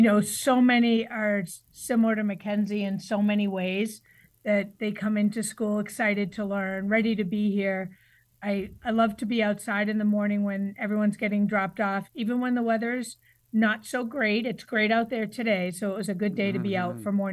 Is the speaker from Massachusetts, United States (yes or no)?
yes; Braintree, Massachusetts, United States; moved away as an adult; also born or lived in Connecticut; I grew up just south of Boston in Braintree, Massachusetts